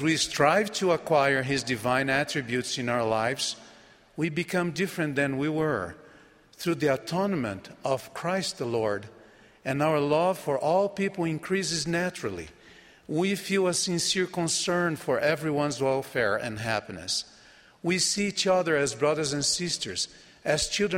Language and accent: English; Brazil; first language Portuguese; English is a second language; My home country of Brazil